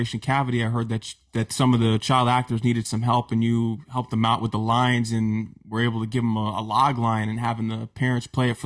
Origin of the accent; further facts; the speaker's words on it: Connecticut, United States; a creative from Connecticut